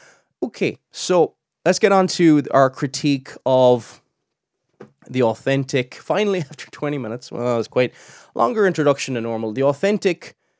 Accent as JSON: {"language": "English", "town": "Cork", "region": "Munster", "country": "Ireland", "said": "I don't know if I've got a Cork accent. I'm originally from Cork, and I don't have a typical Cork accent. I have a very, very strange accent."}